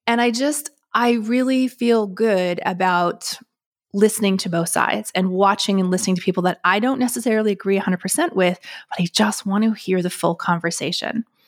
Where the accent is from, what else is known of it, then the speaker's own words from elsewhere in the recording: Canada; me being Canadian